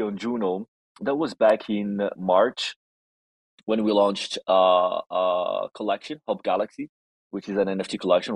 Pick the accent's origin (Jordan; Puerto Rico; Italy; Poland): Italy; English is a second language; I'm Italian Moroccan, half and half. I was born and raised in Italy, but origins from Morocco